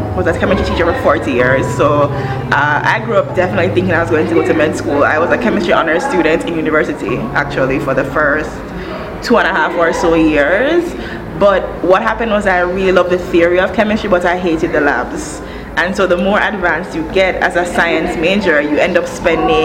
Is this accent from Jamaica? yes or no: yes; Jamaica; moved away as an adult; also born or lived in United States / New York; now in Rwanda; I was born and raised in Jamaica